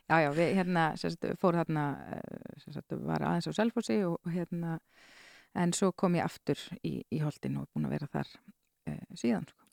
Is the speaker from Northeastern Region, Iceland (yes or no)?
no; Skagafjörður, Northwestern Region, Iceland; ólst upp í Skagafyrði